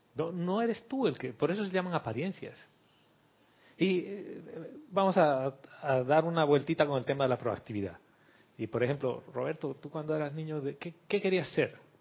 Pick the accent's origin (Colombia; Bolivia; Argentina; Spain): Bolivia; yo soy de Bolivia